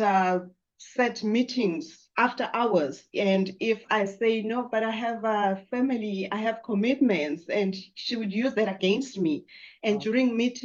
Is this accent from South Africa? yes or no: yes; South Africa; I grew up in South Africa